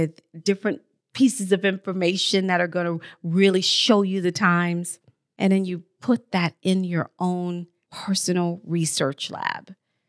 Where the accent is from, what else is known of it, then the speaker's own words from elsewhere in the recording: Texas, United States; born there; I didn't grow up in Texas, but I was born in Texas. And so I'm very familiar when I would go back in the summertime with the hurricanes and some parts tornadoes.